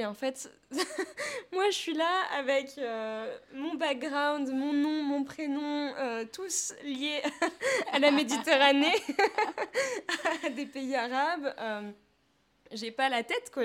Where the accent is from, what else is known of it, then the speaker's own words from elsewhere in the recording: Paris, Île-de-France, France; je viens de Paris 15, c'est là-bas que je suis née.